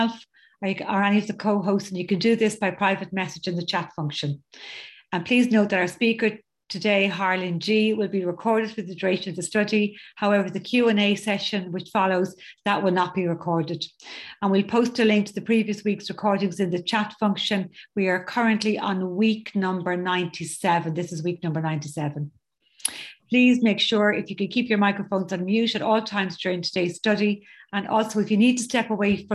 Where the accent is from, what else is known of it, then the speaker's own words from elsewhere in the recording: County Dublin, Ireland; I'm from County Dublin here in Ireland